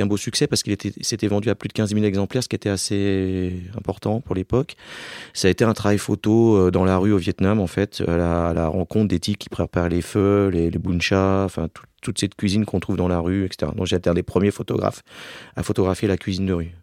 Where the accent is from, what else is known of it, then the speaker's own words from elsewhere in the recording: Alsace, Grand Est, France; now in Paris, France; je viens d'Alsace